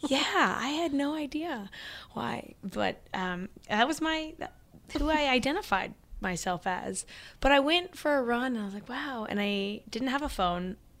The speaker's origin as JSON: {"language": "English", "region": "Missouri", "country": "United States", "tie": "born or raised there", "also_born_or_lived": "Oklahoma / Springfield, Missouri / Hermann, Missouri", "moved": "as an adult", "lives_now": "New York City, United States", "said": "I was born in Oklahoma, raised in Missouri, now living in New York City"}